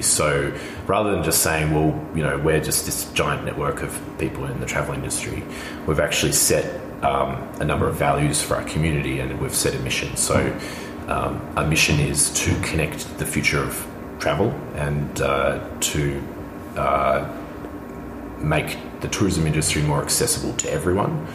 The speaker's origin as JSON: {"language": "English", "country": "Australia", "moved": "yes", "lives_now": "Berlin, Germany", "said": "I'm Australian."}